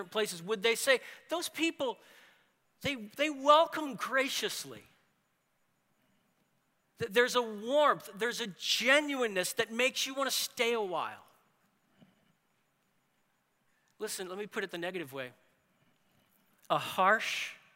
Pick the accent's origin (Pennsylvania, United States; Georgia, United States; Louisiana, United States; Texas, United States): Louisiana, United States; New Orleans; I'm from New Orleans